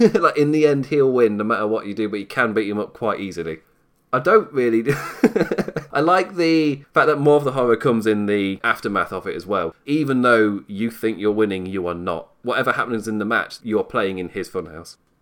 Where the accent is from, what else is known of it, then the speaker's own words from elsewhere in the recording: England, United Kingdom; accent: English; you can tell by my accent, I'm English